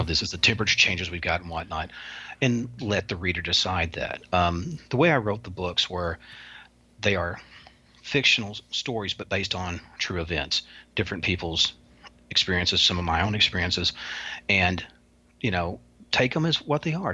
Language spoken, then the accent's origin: English; the South, United States; I'm a Southerner